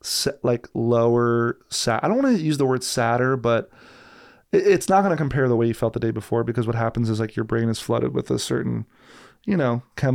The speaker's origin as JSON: {"language": "English", "region": "New Jersey", "country": "United States", "said": "I'm from Jersey, but my mom's from Brazil. My dad's was raised in Argentina, but born in Sicily."}